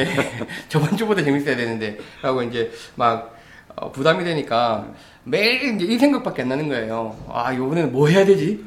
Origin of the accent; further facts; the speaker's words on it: Busan, South Korea; now in Seoul, South Korea; 원래 부산 출신이라